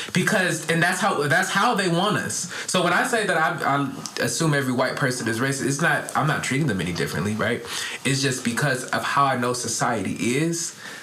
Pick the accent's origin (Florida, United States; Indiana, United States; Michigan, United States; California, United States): Michigan, United States; Detroit; I'm from Detroit, where it's like a lot of gangster